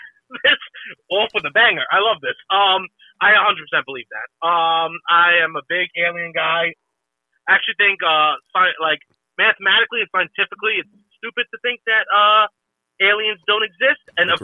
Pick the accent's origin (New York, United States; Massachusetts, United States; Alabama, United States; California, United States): Alabama, United States; I grew up in Central Alabama, okay? You know what? When I'm in Central Alabama, I'm fucking home, brother, okay?